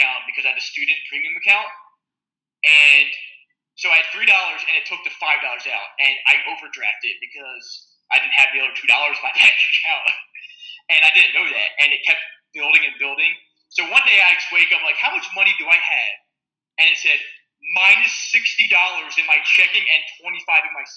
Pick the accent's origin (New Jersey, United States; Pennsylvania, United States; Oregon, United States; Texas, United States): New Jersey, United States; Ocean City; accent: East Coast; moved away as an adult; now in California, United States; Ocean City, New Jersey